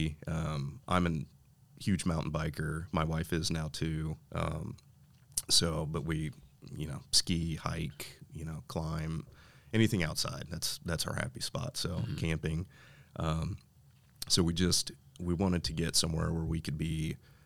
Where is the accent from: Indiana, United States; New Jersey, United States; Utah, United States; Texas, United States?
Indiana, United States; Noblesville; born and raised in Noblesville, not too far from where we're sitting right now